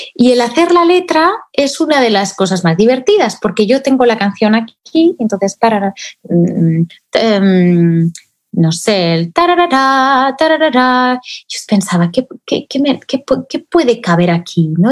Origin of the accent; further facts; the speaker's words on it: Spain; aquí en mi país, en España